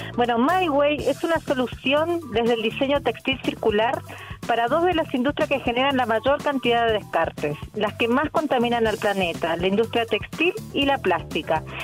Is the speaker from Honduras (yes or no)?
no; Misiones, Argentina; moved away as an adult; now in Chile; soy argentina, sí, vengo de la, de la provincia de Misiones